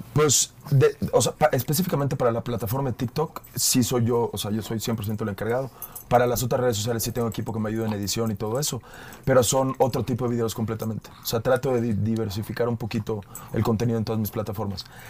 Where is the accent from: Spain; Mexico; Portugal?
Mexico; Mérida, Yucatán; accent: Yucatecan; also born or lived in Sydney, Australia; now in Mexico City, Mexico; yo crecí allí. Para los que no saben, yo soy de Mérida